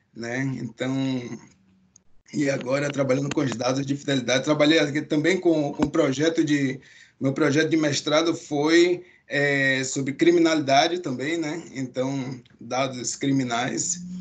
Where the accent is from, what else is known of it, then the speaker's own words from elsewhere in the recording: Salvador, Bahia, Brazil; moved away as an adult; now in Canada; de onde eu vim, vim de Salvador, Bahia, né? Então, já tem 10 anos aqui no Canadá